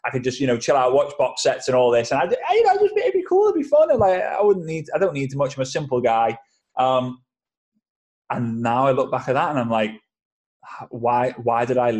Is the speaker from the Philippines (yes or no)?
no; England, United Kingdom; I'm an English guy